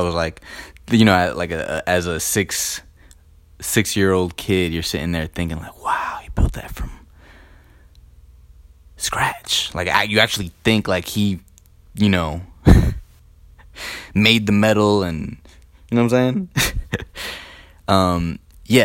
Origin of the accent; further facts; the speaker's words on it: Elizabeth, New Jersey, United States; I grew up in Elizabeth, New Jersey, on Richmond Street